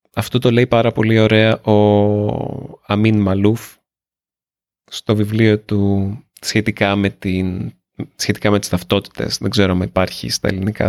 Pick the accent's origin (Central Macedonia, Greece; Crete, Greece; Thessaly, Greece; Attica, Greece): Attica, Greece; Nea Smyrni; also born or lived in Australia; εγώ είμαι από τη Νέα Σμύρνη. Εγώ γεννήθηκα στη Νέα Σμύρνη.